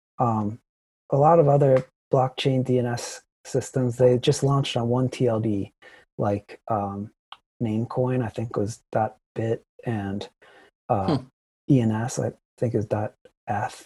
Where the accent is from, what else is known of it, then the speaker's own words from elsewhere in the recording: Ohio, United States; moved away; I'm from Ohio originally